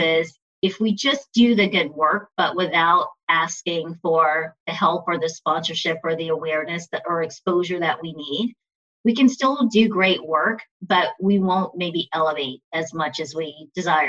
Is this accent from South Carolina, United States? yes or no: no; Texas, United States; growing up in Texas, Juneteenth happened here.